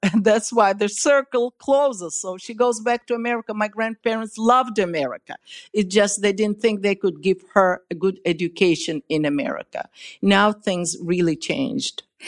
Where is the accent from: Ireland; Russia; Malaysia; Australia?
Russia; I was born in Russia